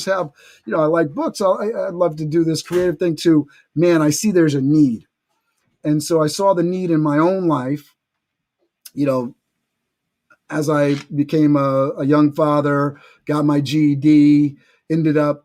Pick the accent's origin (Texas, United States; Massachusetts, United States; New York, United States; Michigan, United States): New York, United States; New York City; I grew up in New York City.